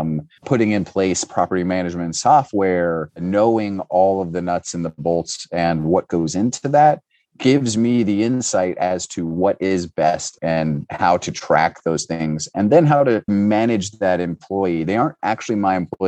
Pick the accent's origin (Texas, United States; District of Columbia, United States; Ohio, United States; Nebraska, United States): Ohio, United States; Cincinnati; I'm from Cincinnati